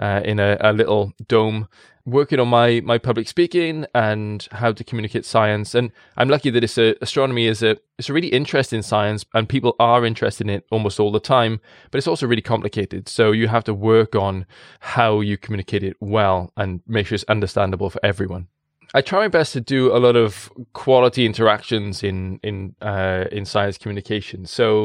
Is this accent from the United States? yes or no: no; Wales, United Kingdom; People in the valleys, I'm in Caerphilly, just north of it, and it's a language made of mumbles, and I love it. Born and bred in the valleys in a coal mining town.